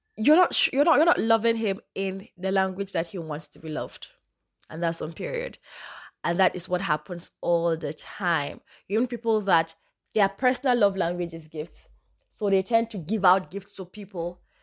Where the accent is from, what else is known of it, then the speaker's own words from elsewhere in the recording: Northern Nigeria, Nigeria; I'm Nigerian, I'm from the north, I speak Hausa fluently